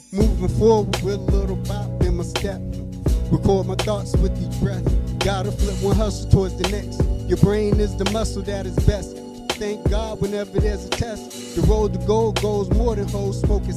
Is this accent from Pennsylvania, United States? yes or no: yes; Erie, Pennsylvania, United States; I'm coming from Erie, Pennsylvania